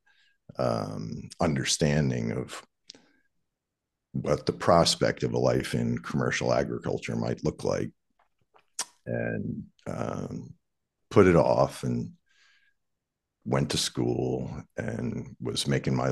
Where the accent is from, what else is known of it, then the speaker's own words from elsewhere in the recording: Anne Arundel County, Maryland, United States; moved away; I grew up in Arundel County, Maryland, right on the Magathy River, and basically fished every day as a child